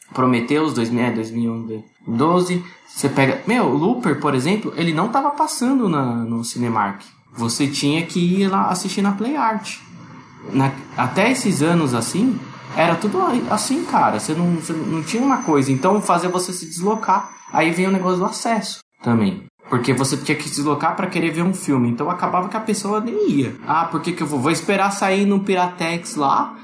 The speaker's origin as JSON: {"language": "Portuguese", "area": "Greater ABC", "region": "São Paulo", "country": "Brazil", "said": "Eu sou do Grande ABC, aqui de São Paulo"}